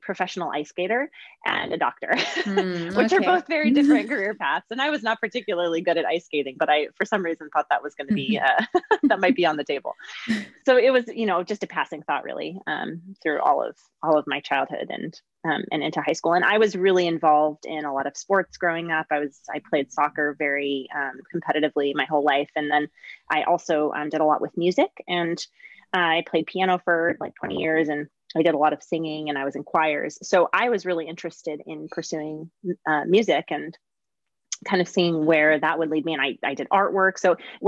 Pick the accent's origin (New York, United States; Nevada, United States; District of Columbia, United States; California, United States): California, United States; Southern; also born or lived in Geneva, Switzerland / Palos Verdes, California; I grew up mostly in Southern California and spent a couple of years actually in Geneva and Switzerland in kindergarten and in fourth grade